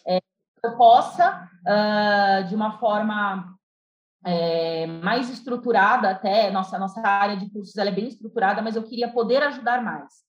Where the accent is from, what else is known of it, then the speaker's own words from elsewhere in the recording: Itapevi, São Paulo, Brazil; also born or lived in Santos; Eu nasci em São Paulo, fui criada em Itapevi, por alguns anos eu saí daqui, fui para Santos, né, com, com os meus pais e retornei para Itapevi